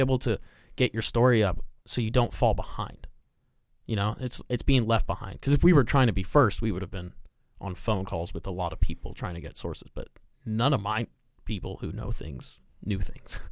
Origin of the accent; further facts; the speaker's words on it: Southern California, United States; I grew up in Southern California